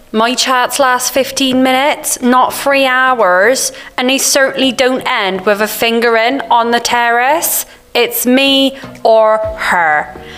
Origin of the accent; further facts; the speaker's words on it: Bencham, North East England, United Kingdom; I'm from Bencham.